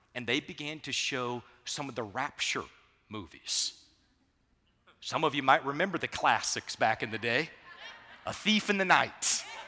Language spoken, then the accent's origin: English; Savannah, Georgia, United States; I grew up in Savannah, Georgia